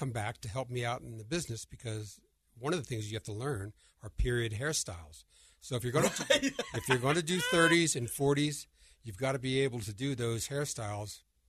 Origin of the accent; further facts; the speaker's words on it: Princeton, New Jersey, United States; moved away; I was hired in my hometown of Princeton, New Jersey